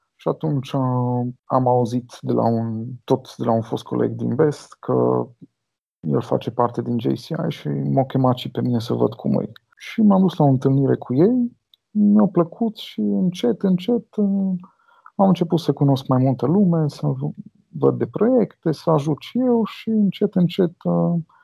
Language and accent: Romanian; Cluj-Napoca, Cluj County, Romania; Eu sunt din Cluj și am fost la liceul de informatică